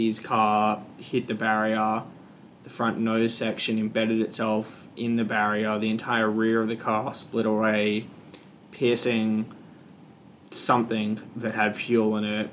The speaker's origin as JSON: {"language": "English", "region": "Queensland", "country": "Australia", "said": "We're all from Queensland."}